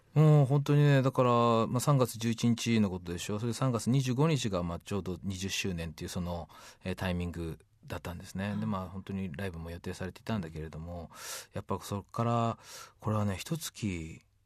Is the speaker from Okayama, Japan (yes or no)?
yes; Kurashiki, Okayama, Japan; moved away as an adult; also born or lived in San Francisco; 生まれたのはですねその水島っていうところにコンビナートがありましてね